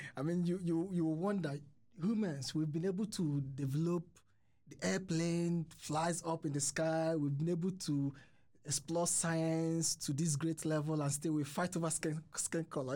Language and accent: English; Nigeria; moved away as an adult; now in Sweden; I'm from Nigeria